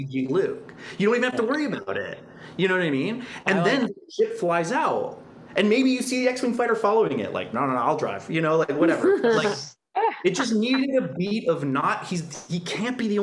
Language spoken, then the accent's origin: English; Canada; as a Canadian